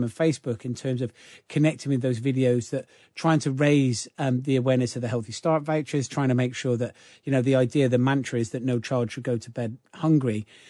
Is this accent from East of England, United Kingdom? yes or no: no; Gloucester, South West England, United Kingdom; I grew up in Gloucester, in the centre of Gloucester, single parent family.